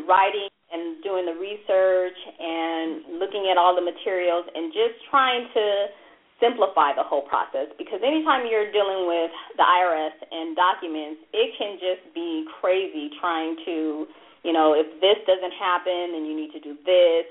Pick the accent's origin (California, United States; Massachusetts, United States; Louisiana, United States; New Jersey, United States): California, United States; La Verne; I grew up in Laverne